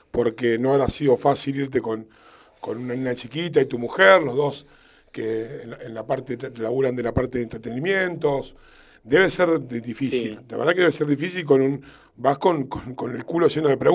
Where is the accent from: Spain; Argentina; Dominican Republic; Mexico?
Argentina; potenciando los defectos que tenemos como argentino en el exterior